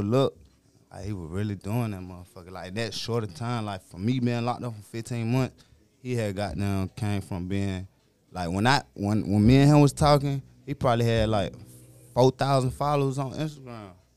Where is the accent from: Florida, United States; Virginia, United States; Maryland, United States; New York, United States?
Virginia, United States; Petersburg; I'm from V A.